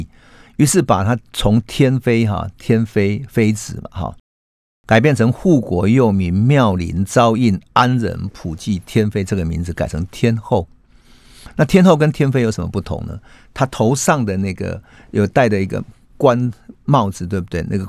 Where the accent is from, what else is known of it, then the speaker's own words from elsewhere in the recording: Taiwan; 我们台湾人啊，有一种传统的习俗，